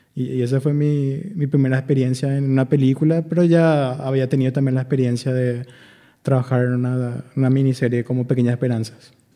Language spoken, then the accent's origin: Spanish; Itauguá, Central, Paraguay; moved away as an adult; now in Asunción, Paraguay; yo soy de Itagua, vivía en Itagua